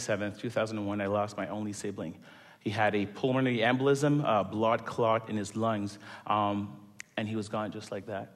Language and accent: English; Montreal, Quebec, Canada; moved away as an adult; now in Toronto, Canada; I am originally born and raised in Montreal